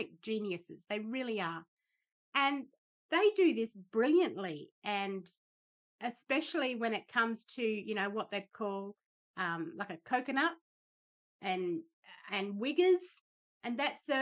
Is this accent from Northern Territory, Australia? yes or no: yes; Darwin, Northern Territory, Australia; I grew up in Darwin in the Northern Territory